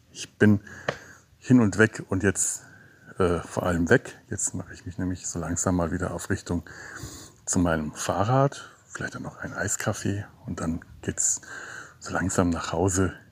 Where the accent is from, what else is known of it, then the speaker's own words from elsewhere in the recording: Bavaria, Germany; Ich komme ja aus Franken, einer Gegend mit vielen Fachwerkhäusern